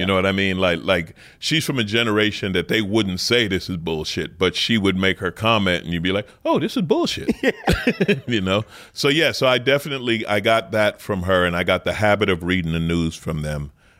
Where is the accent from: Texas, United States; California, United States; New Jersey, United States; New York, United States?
New York, United States; New York City; I grew up in Queens.